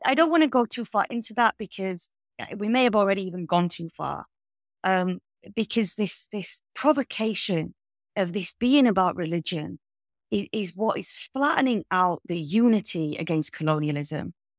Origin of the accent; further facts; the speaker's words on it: United Kingdom; I as a British citizen